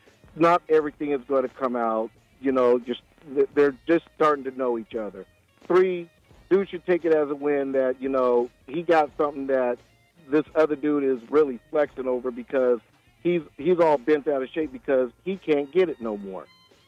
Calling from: Millsboro, Delaware, United States; I'm calling from Millsboro.

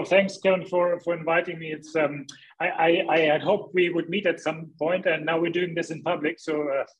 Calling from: Hamburg, Germany; English is a second language; Well, I'm in beautiful gray Hamburg, northern Germany. That's my home.

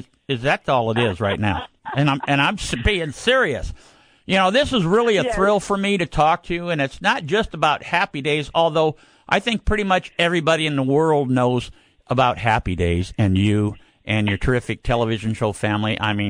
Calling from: Needles, California, United States; Well I'm actually, the station here is in Needles, California.

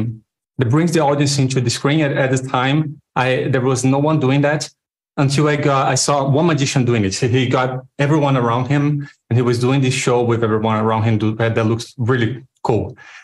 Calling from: Rio de Janeiro, Brazil; I'm coming in from Brazil, Rio de Janeiro.

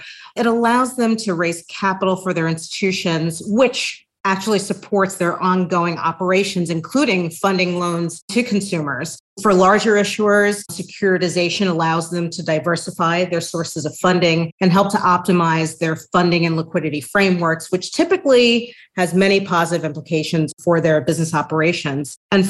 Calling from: New York City, New York, United States; I am joining you from New York City, and I thank you for having me here today

